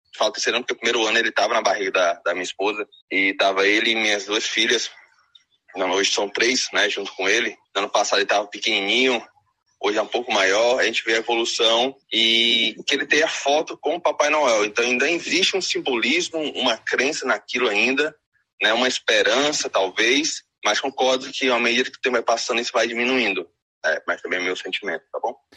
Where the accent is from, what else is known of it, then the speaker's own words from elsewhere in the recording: Ceará, Brazil; eu sou aqui do Nordeste, né, no Ceará